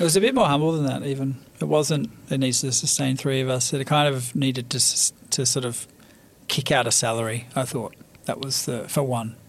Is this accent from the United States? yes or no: no; Australia; moved away as an adult; also born or lived in Paris; both being Australian